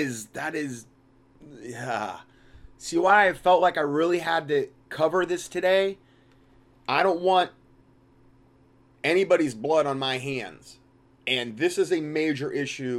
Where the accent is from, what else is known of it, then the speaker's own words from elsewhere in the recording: Fort Myers, Florida, United States; also born or lived in Salem, Ohio; I grew up in Fort Myers, Florida.